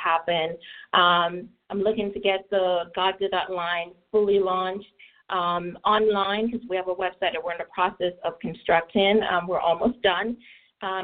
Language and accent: English; Trelawny, Jamaica; moved away as an adult; now in United States; growing up in Jamaica was a great experience for me